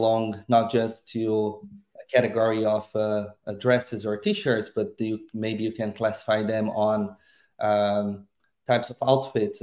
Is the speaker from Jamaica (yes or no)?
no; Brazil; moved away as an adult; now in Ireland; I am originally from Brazil, but I'm based in Ireland since 6-7 years ago